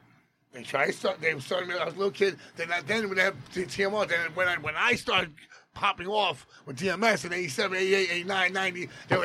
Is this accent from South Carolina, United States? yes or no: no; Jackson Heights, New York, United States; I went to Junior High School 10, and I was like, I'm from Jackson Heights